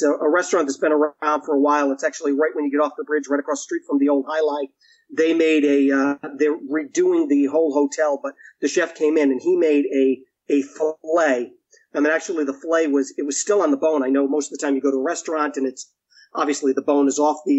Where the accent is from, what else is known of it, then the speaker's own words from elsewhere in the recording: Rhode Island, United States; I grew up here in Rhode Island all of my life.